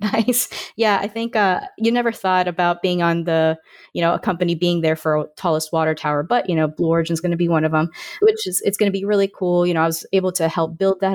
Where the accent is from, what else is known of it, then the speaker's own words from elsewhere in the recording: Orlando, Florida, United States; I grew up in Orlando, Florida